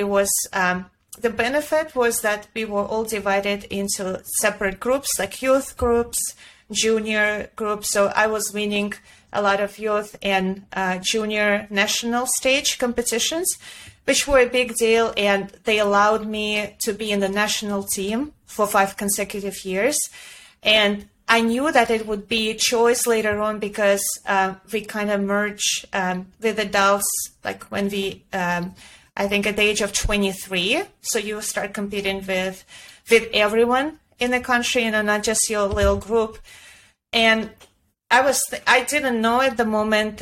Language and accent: English; Ulyanovsk Oblast, Russia; English is a second language; moved away as an adult; also born or lived in Florida; now in New York City, United States; I grew up in Ulyanovsk